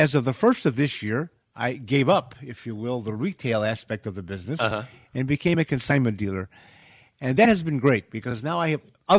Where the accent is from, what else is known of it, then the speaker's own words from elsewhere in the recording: Chicago, Illinois, United States; I'm from Chicago.